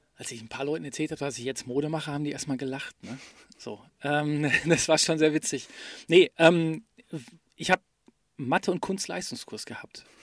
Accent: Ruhr area, North Rhine-Westphalia, Germany; die Geschichte meiner Heimat zu erzählen. Nämlich die Geschichte des Ruhrgebiets

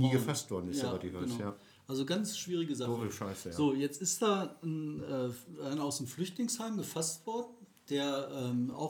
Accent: Recklinghausen, North Rhine-Westphalia, Germany; ich komme aus Recklinghausen

